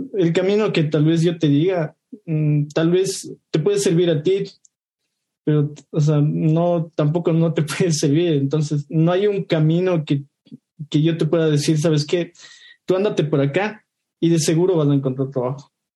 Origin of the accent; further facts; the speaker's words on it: Ecuador; soy de Ecuador